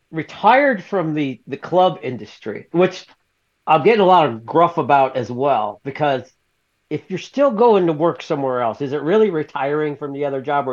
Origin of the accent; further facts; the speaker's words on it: the South, United States; I'm from the South, so I was raised in the South